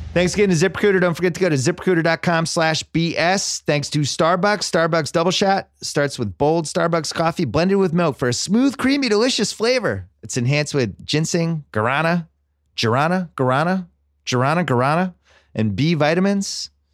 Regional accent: Massachusetts, United States; growing up in Massachusetts

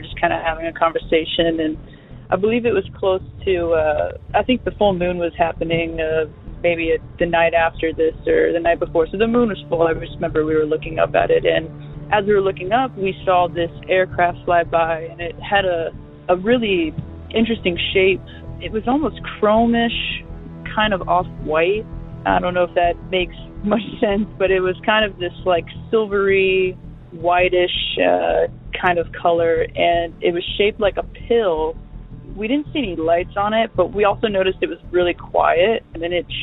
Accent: Dayton, Ohio, United States; moved away as an adult; also born or lived in Los Angeles; I'm actually from Dayton, Ohio

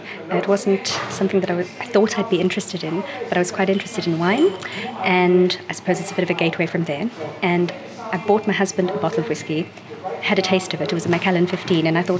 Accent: South Africa; now in London, United Kingdom; I'm originally from South Africa and I now live in London.

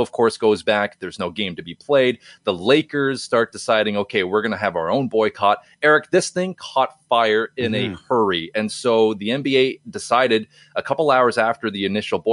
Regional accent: Canada; as a Canadian

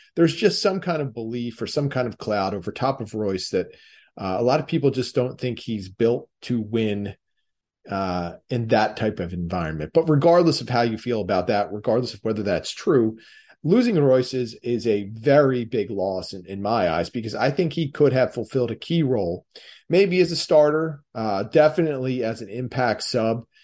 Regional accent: Delaware County, Pennsylvania, United States; accent: Delco; my Delco accent and way of speaking

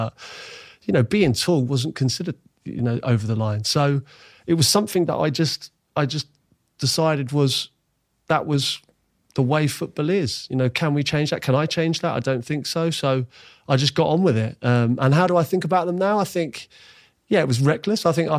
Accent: Ealing, London, United Kingdom; I'm bearing in mind, I grew up in Ealing. Getting home from White Hart Lane was an overground. Seven Sisters to Oxford Circus to Ealing Broadway, and then walk home from there.

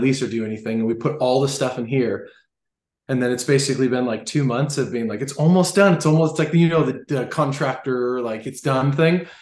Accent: Los Angeles, California, United States; playing for my hometown team

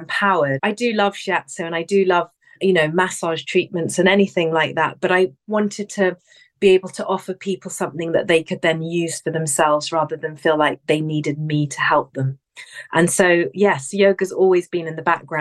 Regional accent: England, United Kingdom; now in London, United Kingdom; I'm from England. I was born here, raised here.

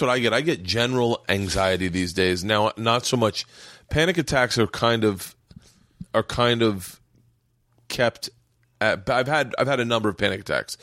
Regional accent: Florida, United States; growing up in Florida

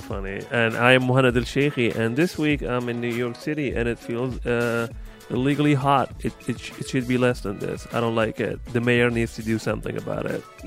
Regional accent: Libya; moved away as an adult; I am thirty-one years old, and I am from Libya, and I've been here for seven years.

